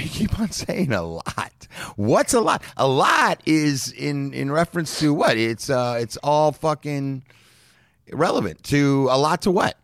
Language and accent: English; Los Angeles, California, United States; I grew up in Los Angeles